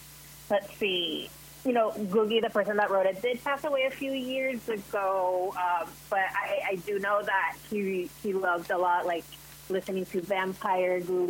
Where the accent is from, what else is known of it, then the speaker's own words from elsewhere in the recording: Puerto Rico; So I grew up in somewhat, you know, straight conservative Christian culture.